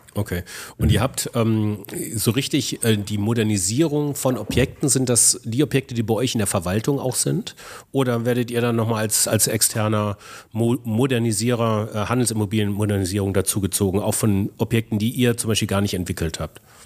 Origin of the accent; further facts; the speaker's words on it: Ingolstadt, Bavaria, Germany; meiner Heimat Ingolstadt